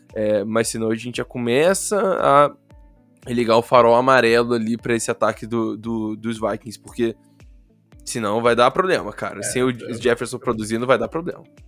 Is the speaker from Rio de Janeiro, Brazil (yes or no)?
yes; Rio de Janeiro, Brazil; accent: carioca